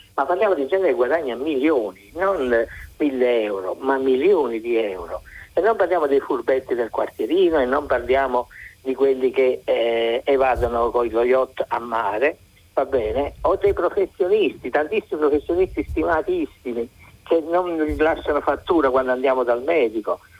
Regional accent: Naples, Campania, Italy; io sono di Napoli

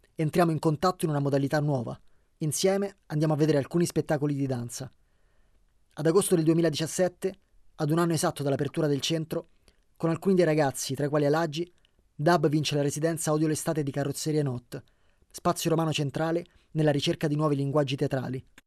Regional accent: Guinea; Italian is a second language; moved away as an adult; now in Italy; Nel mio paese, in Guinea, nella mia regione, esiste una, un tipo di danza

